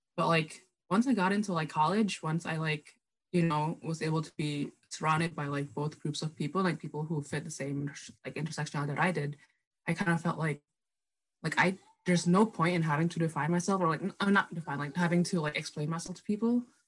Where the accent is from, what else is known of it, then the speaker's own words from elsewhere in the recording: Minneapolis, Minnesota, United States; also born or lived in Indonesia / Germany; I grew up in Minneapolis